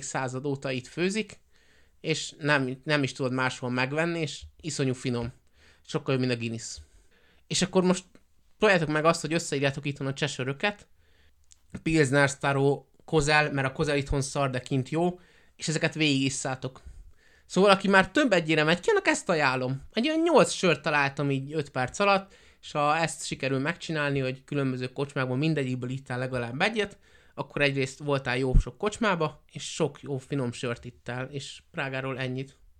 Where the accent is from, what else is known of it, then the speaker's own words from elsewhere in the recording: Hungary; magyarok vagyunk